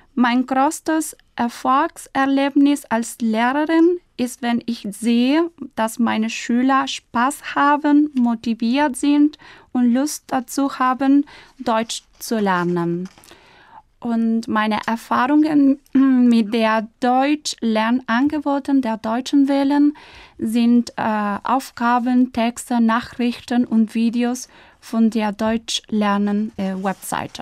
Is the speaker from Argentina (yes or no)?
yes; Buenos Aires, Argentina; German is a second language; ich bin Argentinierin und Italienerin, aber ich bin im Jahr 1988 in Buenos Aires geboren